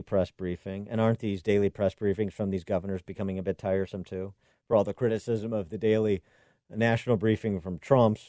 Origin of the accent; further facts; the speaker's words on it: Illinois, United States; Illinois, my home state